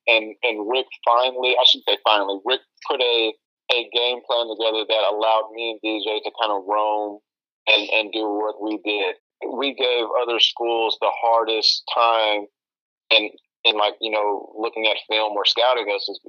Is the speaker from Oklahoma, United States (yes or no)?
no; Austin, Texas, United States; growing up in Austin